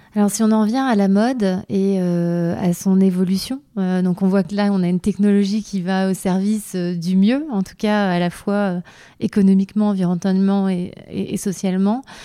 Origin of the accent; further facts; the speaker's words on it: Vosges, Grand Est, France; je viens des Vosges